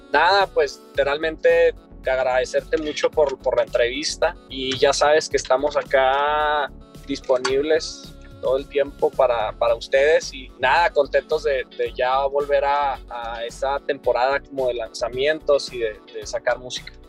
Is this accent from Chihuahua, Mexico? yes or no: yes; Chihuahua, Mexico; nosotros somos de Chihuahua